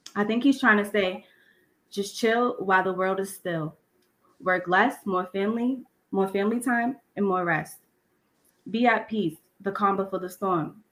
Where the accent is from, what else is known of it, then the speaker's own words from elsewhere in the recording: Boston, Massachusetts, United States; moved away as an adult; now in South Shore, Massachusetts, United States; I'm also from Dorchester as well, but I just recently moved to the South Shore because of gentrification.